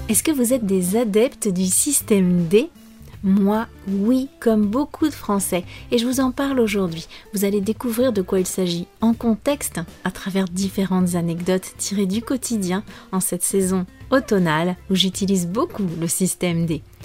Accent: France; je suis française

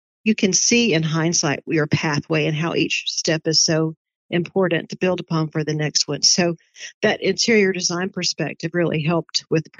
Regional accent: Dalton, Georgia, United States; I grew up in Dalton, Georgia.

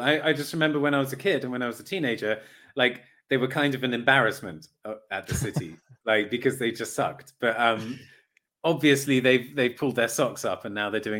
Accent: Brighton, South East England, United Kingdom; Oh, that's actually quite complicated. But to give you a simple answer, I'm just going to say I'm from Brighton.

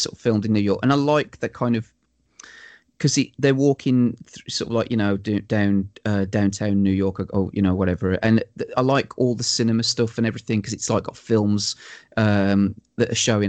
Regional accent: Wolverhampton, West Midlands, United Kingdom; I'm from Wolverhampton

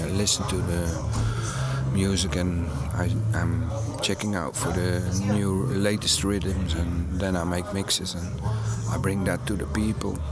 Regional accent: Netherlands; I'm from Holland

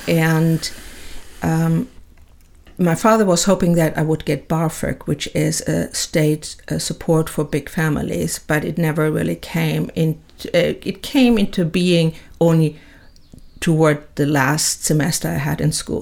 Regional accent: Bad Kreuznach, Rhineland-Palatinate, Germany; moved away; I was born in Bad Kreuznach at the time West Germany, and into a typical middle class family

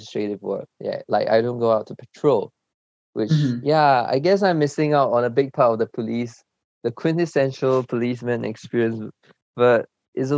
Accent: Singapore; also born or lived in China; my parents decided to migrate to Singapore for a better education, better environment. So I've been in Singapore since 2008. So that means my elementary school, high school, and everything was spent

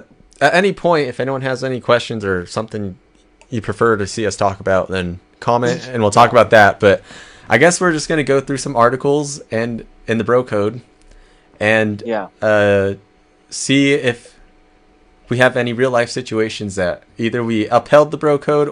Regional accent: Southern California, United States; we are from SoCal

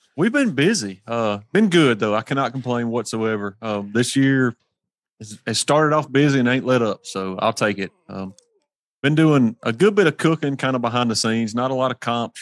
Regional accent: Hernando, Mississippi, United States; I'm from Hernando, Mississippi, so we're on the tip of the sip down here

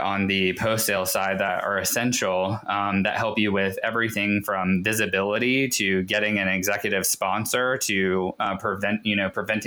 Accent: Raleigh, North Carolina, United States; now in Ashland, United States; I grew up in Raleigh.

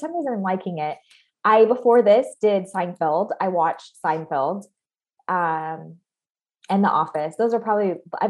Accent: Hanoi, Vietnam; moved away as an adult; I grew up abroad. I grew up in Southeast Asia, primarily Vietnam, Hanoi, Vietnam, and went to international schools almost my entire, all the way from, you know, 8 to 18.

